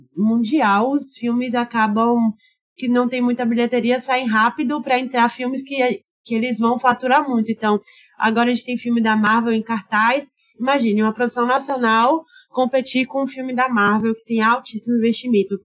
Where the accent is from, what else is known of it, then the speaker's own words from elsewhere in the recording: Salvador, Bahia, Brazil; a gente, eu e Alexandre, somos baianos, soteropolitanos